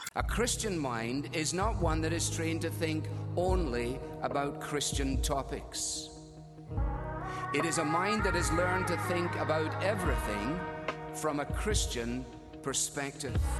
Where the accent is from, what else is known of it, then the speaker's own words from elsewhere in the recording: United Kingdom; our identity as black British people